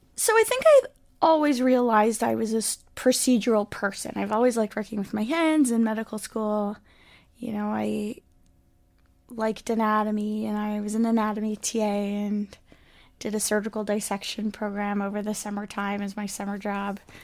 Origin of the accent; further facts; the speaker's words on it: Port Moody, British Columbia, Canada; also born or lived in Montreal; I grew up here in Vancouver, Port Moody